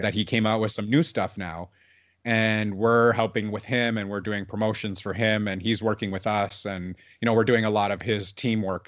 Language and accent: English; Toronto, Ontario, Canada; growing up in Toronto